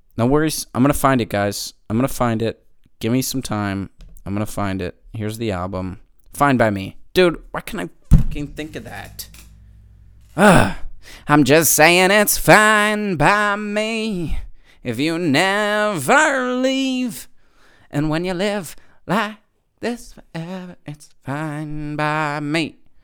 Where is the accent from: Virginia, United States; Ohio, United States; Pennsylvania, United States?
Pennsylvania, United States; Manheim; I'm from Mannheim, Pennsylvania, Amish country